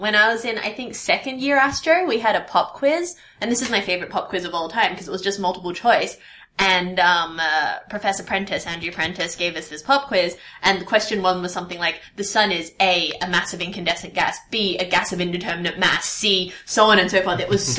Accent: Australia; now in United Kingdom; obviously being Australian, we use kilometres.

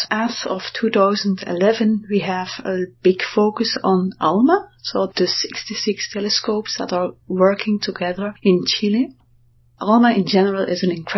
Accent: Belgium; I'm from Belgium

